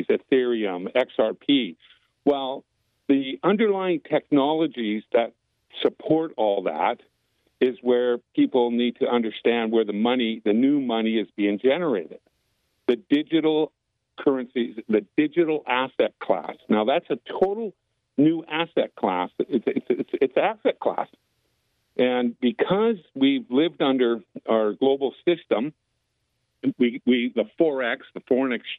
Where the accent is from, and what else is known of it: White Rock, British Columbia, Canada; born or raised there; moved away as an adult; now in United States